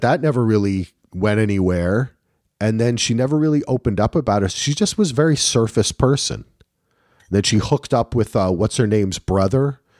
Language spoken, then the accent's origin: English; New Jersey, United States; I'm from New Jersey